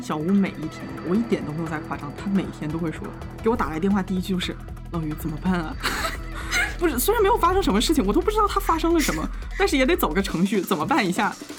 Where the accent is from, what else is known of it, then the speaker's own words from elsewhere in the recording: China; moved away; 再加上我是个中国人